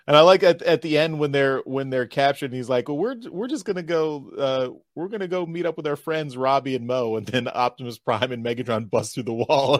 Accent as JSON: {"language": "English", "town": "Philadelphia", "region": "Pennsylvania", "country": "United States", "tie": "born or raised there", "said": "it's centered around Philadelphia. That's my hometown"}